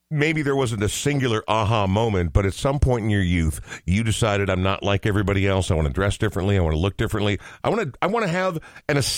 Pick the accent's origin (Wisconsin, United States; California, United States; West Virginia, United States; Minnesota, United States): Minnesota, United States; Coon Rapids; Growing up in Coon Rapids, which is three or four suburbs north mm-hmm. of where yeah. we are right now, north, I guess, um, yeah, no, it was it was the whitest place I've ever seen in my entire life.